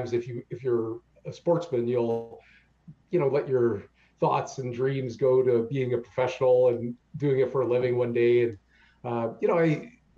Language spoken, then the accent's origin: English; Canada